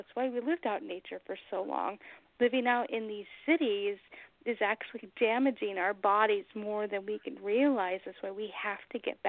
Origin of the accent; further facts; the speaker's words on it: Long Beach, California, United States; moved away as an adult; now in New Hampshire, United States; I'm originally from Long Beach, California, the whole other side of the country